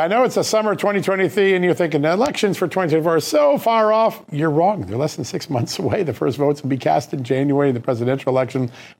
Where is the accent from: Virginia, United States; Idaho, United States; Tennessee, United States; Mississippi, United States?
Virginia, United States; my home state of Virginia.